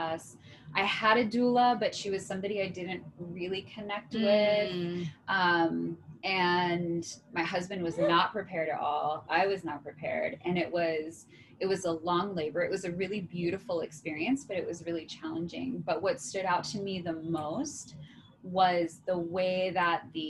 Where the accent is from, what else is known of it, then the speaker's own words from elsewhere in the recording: East Coast, United States; moved away as an adult; now in San Diego, United States; I'm originally from the East Coast. I've been in San Diego since 2008